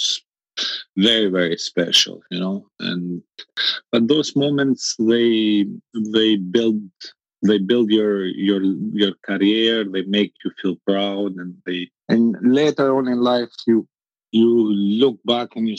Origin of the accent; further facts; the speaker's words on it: Albania; moved away as an adult; also born or lived in France; I was born in Albania. Albania was a communist country for almost 50 years, and I became an adult in Albania. I became 21 years old in Albania.